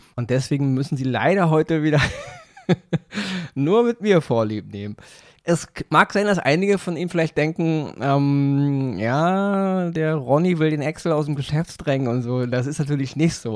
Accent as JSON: {"language": "German", "region": "Berlin", "country": "Germany", "said": "bei uns in Berlin"}